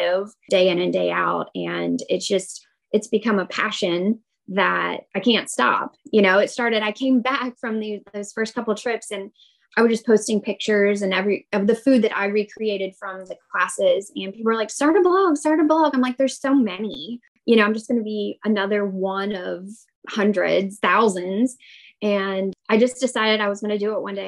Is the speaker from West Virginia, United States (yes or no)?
yes; West Virginia, United States; moved away as an adult; now in Knoxville, United States; I'm originally from West Virginia, over in the Panhandle, about 2 hours outside of DC.